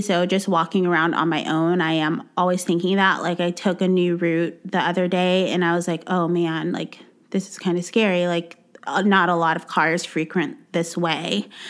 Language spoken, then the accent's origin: English; Texas, United States; moved away; I'm from Texas. Our beaches are mud water